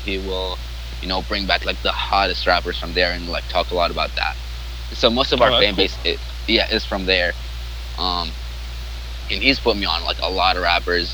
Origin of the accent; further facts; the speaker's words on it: Jordan; English is a second language; also born or lived in Iraq; now in United States; I'm from Iraq. But I grew up in Jordan.